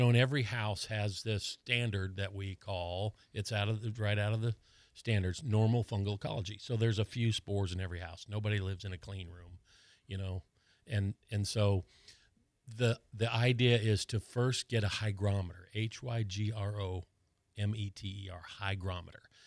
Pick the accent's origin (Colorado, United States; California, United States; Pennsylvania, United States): Colorado, United States; now in Florida, United States; I grew up in Colorado where it's really dry